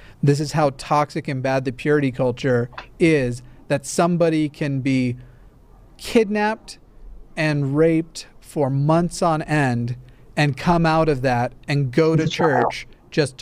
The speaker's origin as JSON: {"language": "English", "region": "the South", "country": "United States", "tie": "born or raised there", "moved": "yes", "said": "I grew up in the South, or at least I spent a number of years in the South"}